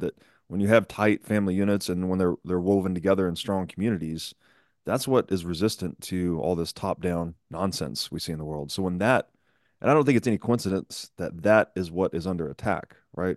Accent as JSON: {"language": "English", "region": "Tennessee", "country": "United States", "tie": "born or raised there", "said": "I grew up in Tennessee"}